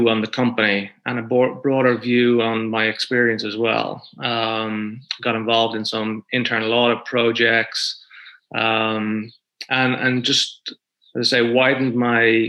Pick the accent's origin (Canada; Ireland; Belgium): Ireland; Dublin, Leinster; moved away as an adult; now in Bermuda; I'm originally from Dublin, born and bred, and moved out to Bermuda in 1996.